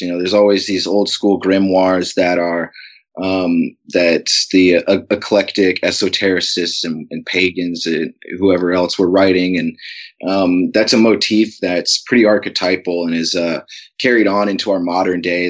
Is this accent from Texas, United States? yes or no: no; Alaska, United States; growing up in Alaska, uh, from an early age